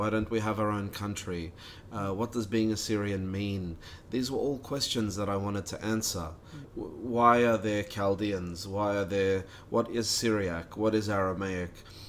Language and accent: English; Sydney, New South Wales, Australia; I was born in Australia. My family came from Iraq via Kuwait.